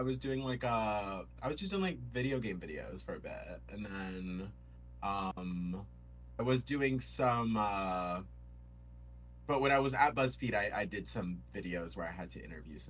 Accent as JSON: {"language": "English", "town": "Rochester", "region": "New York", "country": "United States", "tie": "born or raised there", "moved": "yes", "lives_now": "Los Angeles, United States"}